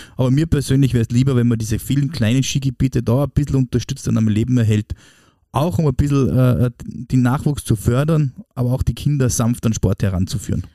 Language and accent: German; Austria; als Österreicher